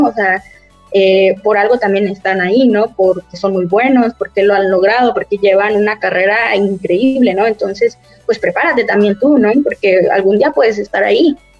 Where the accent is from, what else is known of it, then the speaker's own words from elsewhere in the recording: Cuernavaca, Morelos, Mexico; nosotros que somos de Cuernavaca, Cuernavaca Morelos